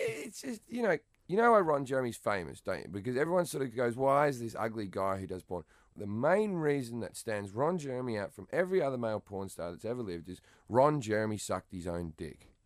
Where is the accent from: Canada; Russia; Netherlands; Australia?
Australia; moved away; I consider myself English, even though I'm Australian